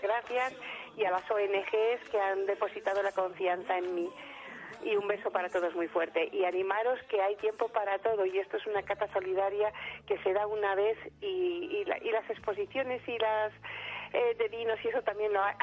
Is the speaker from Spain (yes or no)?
yes; Madrid, Community of Madrid, Spain; now in Gran Canaria, Spain; soy madrileña